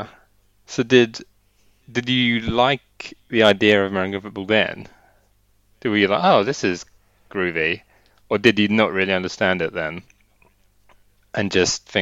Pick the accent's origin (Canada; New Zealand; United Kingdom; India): United Kingdom; England; we're English